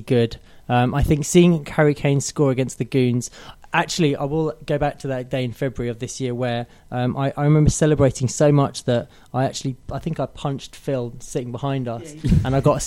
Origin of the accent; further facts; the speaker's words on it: London, United Kingdom; I am from Haringey, albeit West Haringey